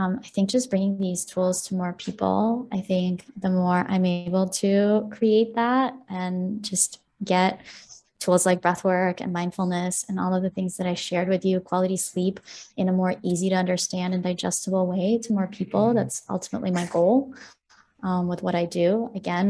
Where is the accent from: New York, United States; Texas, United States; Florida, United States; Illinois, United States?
Illinois, United States; Chicago; also born or lived in Ukraine; I'm from Ukraine. So we moved in 2002. So Chicago is, I would say, my hometown.